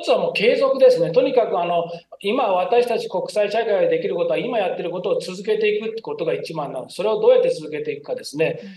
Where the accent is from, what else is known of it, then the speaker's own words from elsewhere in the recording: Miyazaki, Japan; moved away; 私の地元は宮崎なんですけど